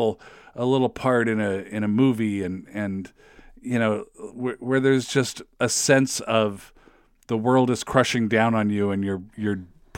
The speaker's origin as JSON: {"language": "English", "region": "West Coast", "country": "United States", "tie": "born or raised there", "said": "I don't think I'd ever been east of like Iowa in my life. You know, I grew up on the West Coast."}